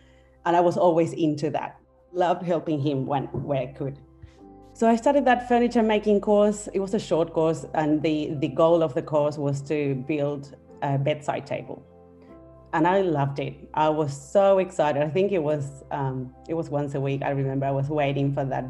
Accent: Argentina; moved away as an adult; now in Australia; We're originally from Argentina. We came to Australia together in 2011

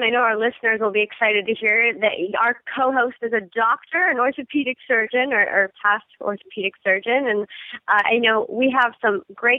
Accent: Ohio, United States; Well, I'm from Ohio

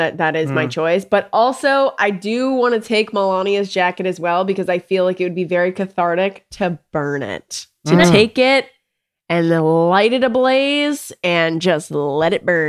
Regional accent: Newcastle, Ontario, Canada; now in United States; I'm actually Canadian. I was born in 1991 in Newcastle, Ontario.

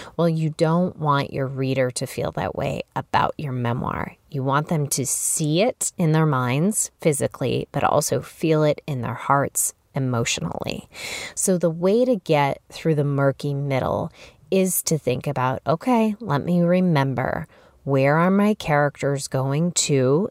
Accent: Chicago, Illinois, United States; moved away as an adult; also born or lived in Massachusetts; I relocated as a young adult from Chicago, where I was from, to Massachusetts

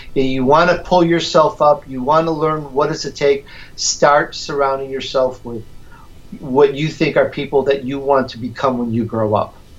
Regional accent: Chicago, Illinois, United States; accent: Chicagoan; also born or lived in Sicily, Italy / California; now in Southern California, United States; I was born in Sicily, Italy. I grew up in Chicago, so you're going to get that sometimes that Chicagoan harsh little harsh accent comes out

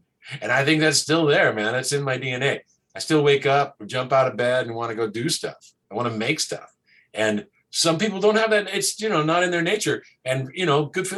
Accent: the Northwest, Pacific Northwest, United States; moved away as an adult; also born or lived in Portland, Oregon; now in Los Angeles, United States; I'm from the Northwest originally

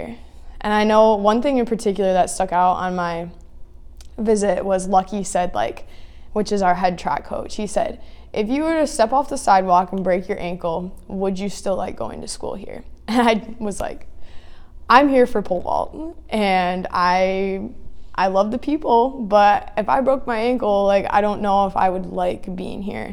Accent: Greenville, Michigan, United States; moved away as an adult; now in South Dakota, United States; I'm originally from Greenville, Michigan

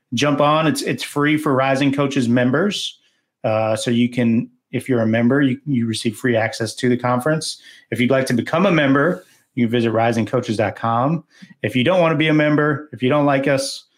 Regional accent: Southern California, United States; I'm from Southern California

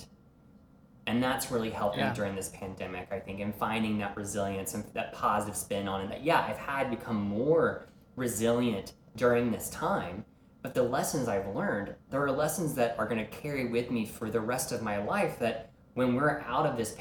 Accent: Deep South, United States; growing up in the Deep South

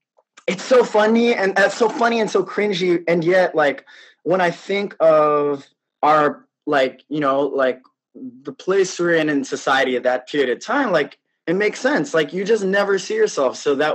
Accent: Philippines; just by virtue of being Filipino and trying to be excellent at what

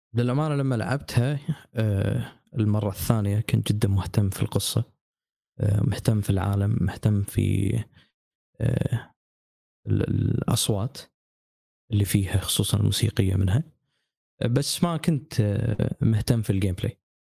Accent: Kuwait; عندنا بالكويت

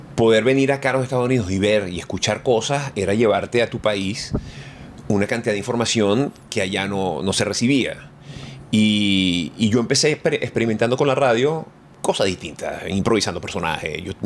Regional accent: Venezuela; moved away as an adult; now in Miami, United States; yo salí de Venezuela

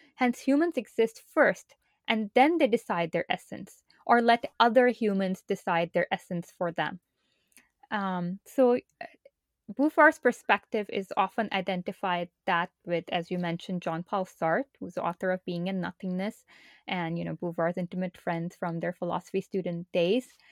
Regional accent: Pakistan; moved away as an adult; now in United States; I'm originally from Pakistan and moved to the United States for college back in two thousand two.

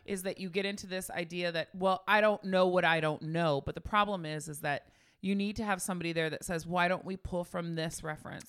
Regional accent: Bay Area, California, United States; we grew up in the Bay Area

